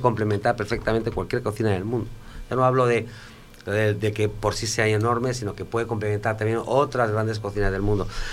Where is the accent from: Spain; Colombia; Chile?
Spain; yo soy español